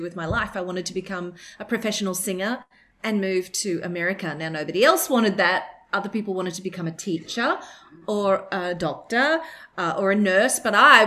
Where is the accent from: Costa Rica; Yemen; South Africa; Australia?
Australia; accent: Australian; my Australian accent